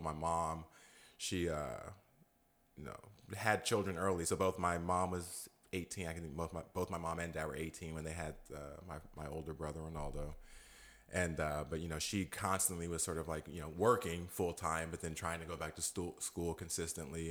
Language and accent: English; Modesto, California, United States; also born or lived in Alameda; I'm a native here, grew up here, so call, call this place home.